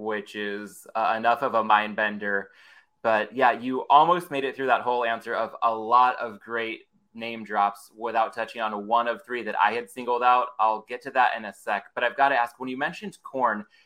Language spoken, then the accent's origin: English; Southern California, United States; growing up in Southern California